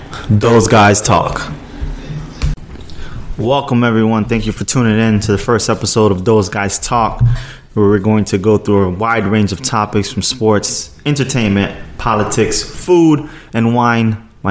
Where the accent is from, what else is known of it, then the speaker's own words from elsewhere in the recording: New York City, New York, United States; now in Miami, United States; I was born in Brooklyn, New York.